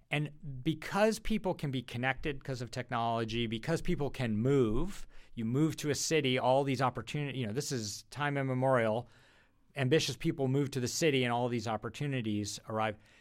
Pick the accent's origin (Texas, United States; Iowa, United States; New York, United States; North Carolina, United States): New York, United States; Rochester; moved away as an adult; also born or lived in Boston; I was a suburban kid from Rochester, New York